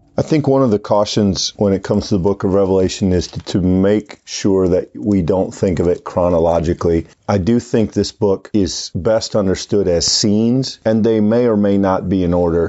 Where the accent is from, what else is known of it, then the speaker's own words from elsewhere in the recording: United States; American Christians